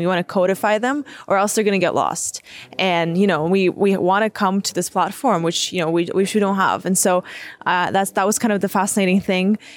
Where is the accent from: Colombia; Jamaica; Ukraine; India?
Ukraine; the first generations that's growing up in Ukraine